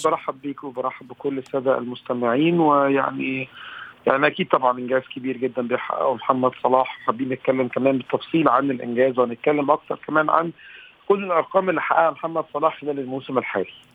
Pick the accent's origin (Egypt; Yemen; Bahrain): Egypt; كوني انا واحد مصري